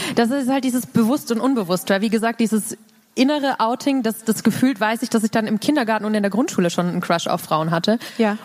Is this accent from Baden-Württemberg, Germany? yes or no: yes; Baden-Württemberg, Germany; ich komme halt aus dem Dorf, Dorf mhm. ähm, aus Baden-Württemberg